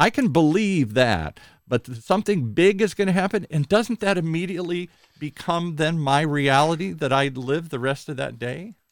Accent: Midwest, United States; I grew up in the Midwest

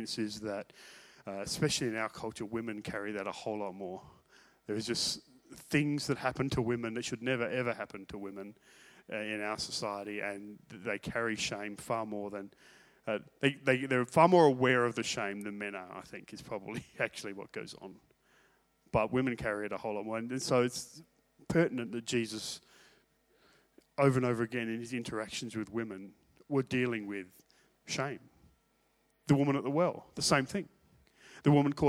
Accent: Australia; I'm from Australia

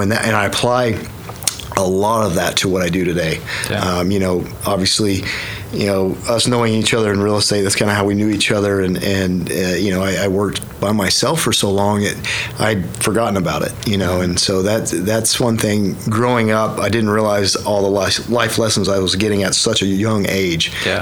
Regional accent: Yukon, Oklahoma, United States; born and raised uh, Yukon, Oklahoma it was my home for forever

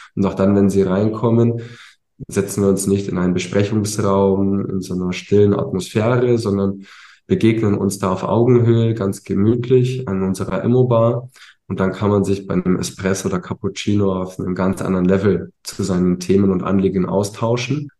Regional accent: Ingolstadt, Bavaria, Germany; also born or lived in Munich; bin dann in Ingolstadt groß geworden

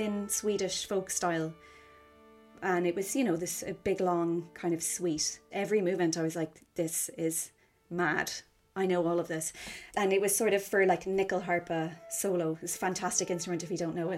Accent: Cork, Munster, Ireland; now in London, United Kingdom; I'm from Cork City, but I am living in London and freelancing here

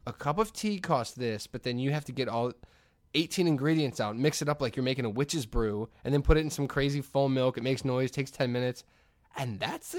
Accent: Hammond, Indiana, United States; I grew up in the Hessville area of Hammond

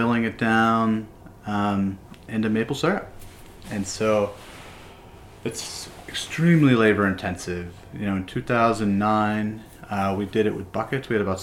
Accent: Connecticut, United States; now in Vermont, United States; I grew up in Connecticut

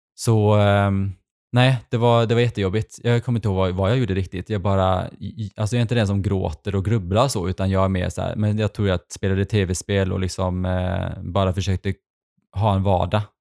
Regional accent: Sweden; also born or lived in Stavanger, Norway; när jag flyttade till Sverige när jag var liten

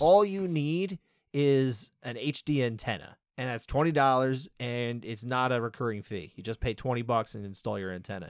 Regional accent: United States; I am obviously an American

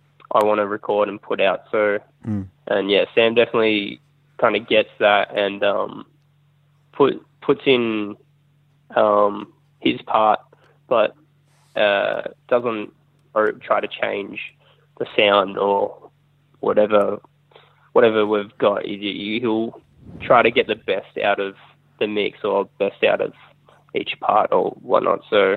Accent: Melbourne, Victoria, Australia; We're actually from Melbourne.

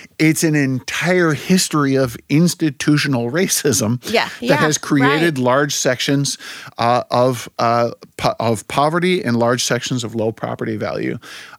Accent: Germany; also born or lived in United States; I grew up partly in Germany and partly in the U.S. I have a dual citizenship.

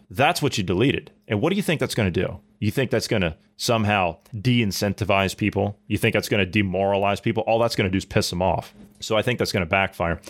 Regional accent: United States; an American citizen, born and raised

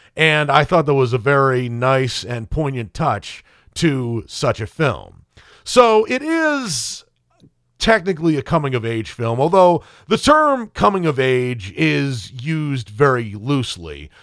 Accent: United States; as an Irish American

